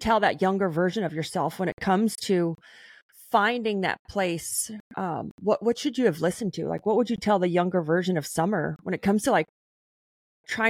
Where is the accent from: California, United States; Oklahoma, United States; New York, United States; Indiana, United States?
Oklahoma, United States; Hugo; moved away; I'm born and raised in Oklahoma on the Texas-Oklahoma line